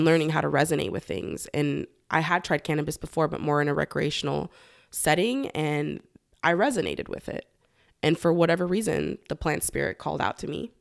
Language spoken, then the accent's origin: English; Los Angeles, California, United States; moved away as an adult; also born or lived in Humboldt County, California; I am originally from Los Angeles, born and raised in San Fernando Valley